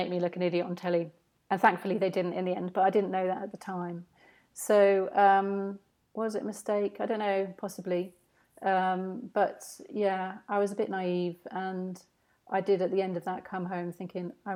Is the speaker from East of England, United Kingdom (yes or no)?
yes; St Albans, East of England, United Kingdom; my hometown of St Albans